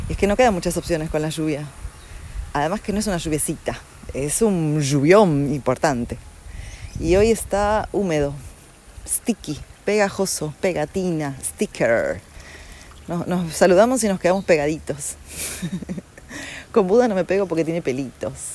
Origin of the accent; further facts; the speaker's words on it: Argentina; un país como Argentina, y hablo de ahí porque yo nací ahí